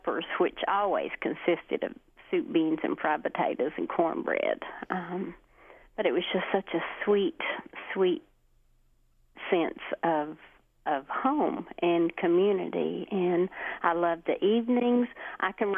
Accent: Hemphill, Kentucky, United States; also born or lived in Neon, Kentucky; now in Martin, United States; I currently live in Martin, but I grew up, thankfully, in Hemphill, and lived there my entire life

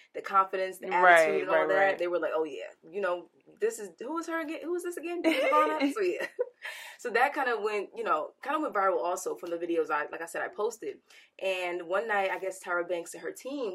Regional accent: Newark, New Jersey, United States; born or raised there

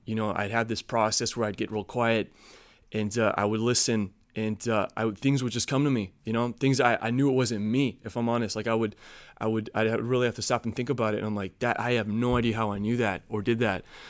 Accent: Chicago, Illinois, United States; moved away; also born or lived in North Carolina; I grew up in Chicago.

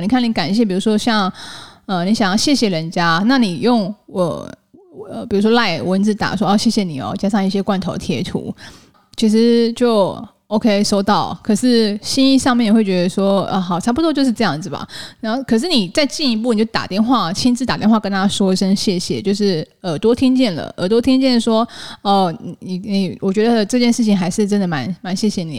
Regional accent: Taiwan; 我是台湾人，或者是我不会因为我的英文不是母语系，我的英文真的其实没有讲得特别好，可是可以沟通

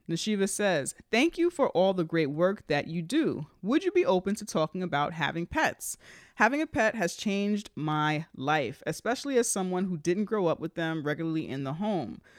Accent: Bronx, New York, United States; We're from the Bronx, so I know we grew up in apartments.

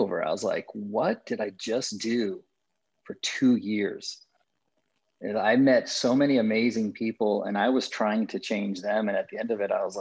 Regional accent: Las Vegas, Nevada, United States; I'm the oldest of 6 kids, born and raised in Las Vegas

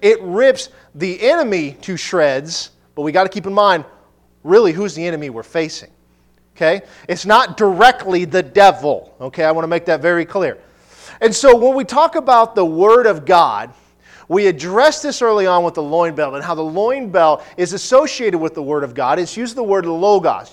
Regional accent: Nebraska, United States; I'm from Nebraska.

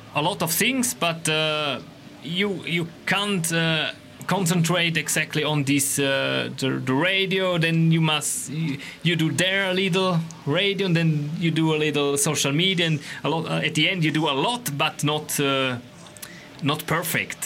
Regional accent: Switzerland; English is a second language; I'm Swiss. I'm from Switzerland

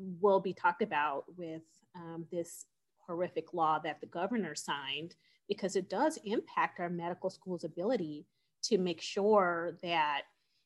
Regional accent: California, United States; moved away as an adult; now in Phoenix, United States; I am from California. And when I was in California, I was one of 600 abortion providers.

